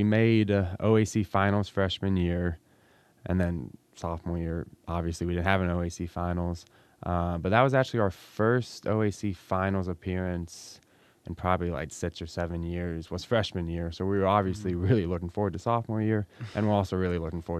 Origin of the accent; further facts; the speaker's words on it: Ada, United States; So like I said, I'm from Ada, this amazing village. And I was at home the entire quarantine, obviously, here in town.